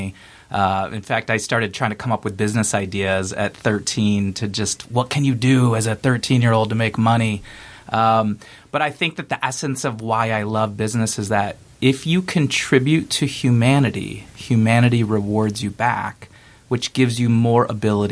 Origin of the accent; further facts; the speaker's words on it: Detroit, Michigan, United States; I grew up in Metro Detroit